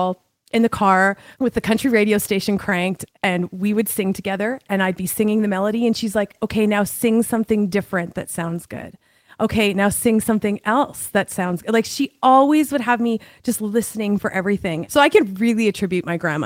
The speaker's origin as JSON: {"language": "English", "region": "Alberta", "country": "Canada", "tie": "born or raised there", "also_born_or_lived": "Lloydminster, Saskatchewan / Vancouver / Australia", "lives_now": "Calgary, Canada", "said": "I'm originally from the province of Saskatchewan in Canada. Lloydminster is the name of my city, but I moved to Alberta when I was 11. So I've spent most of my life in Alberta."}